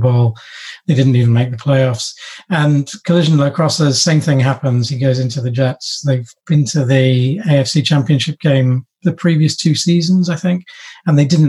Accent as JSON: {"language": "English", "region": "London", "country": "United Kingdom", "tie": "born or raised there", "said": "we moved down to London when I was 10, 11."}